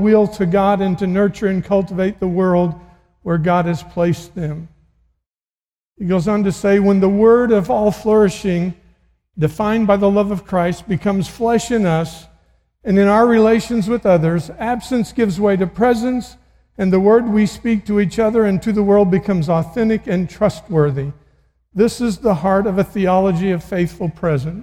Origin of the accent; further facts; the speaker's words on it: Missouri, United States; I'm from Missouri